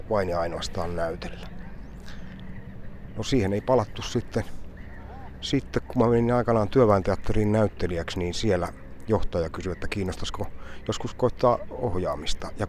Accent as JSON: {"language": "Finnish", "region": "South Savo", "country": "Finland", "said": "Enonkosken liepeillä. Niin, että mä oon aina pitänyt itteeni semmoisena puolisavolaisena."}